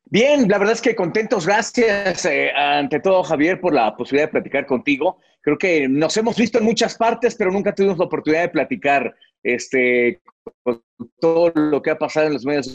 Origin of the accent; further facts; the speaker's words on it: Mexico City, Mexico; yo nací en la capital mexicana, nací ahí en la zona de Balbuena, ahí, ahí fue donde, donde yo nací, donde tuve mi infancia.